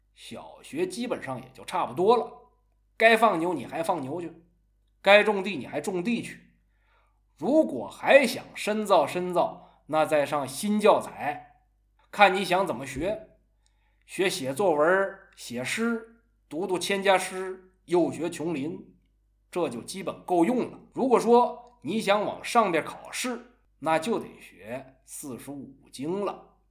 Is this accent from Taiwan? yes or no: no; China; 这说明这些东西已经融在我们中国人的血液里了。